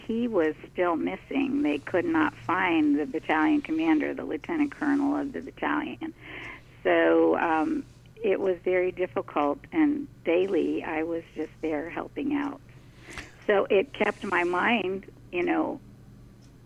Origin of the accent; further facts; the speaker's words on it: Washington, District of Columbia, United States; when I was growing up in the Washington, D.C. area